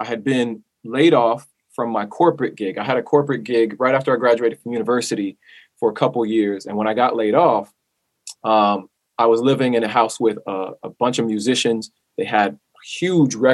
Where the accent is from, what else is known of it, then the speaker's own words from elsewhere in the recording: Southern California, United States; My parents are from Panama and I grew up in Southern California.